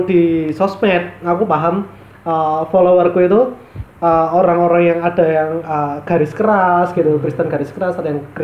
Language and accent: Indonesian; Surabaya, East Java, Indonesia; Saya saya diam sebagai orang Surabaya.